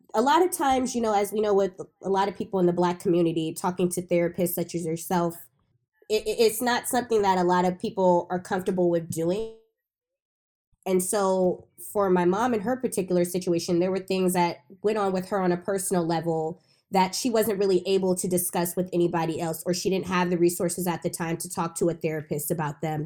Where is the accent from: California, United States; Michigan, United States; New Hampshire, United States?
California, United States; Bay Area; I was born and raised in the Bay Area